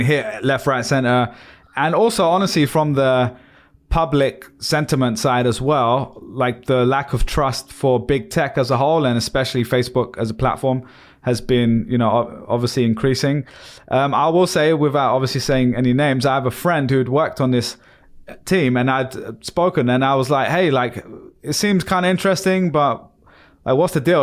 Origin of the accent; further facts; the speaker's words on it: London, United Kingdom; Stone where I was born in East London